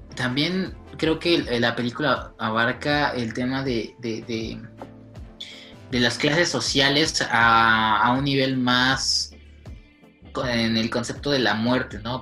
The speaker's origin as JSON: {"language": "Spanish", "country": "Mexico"}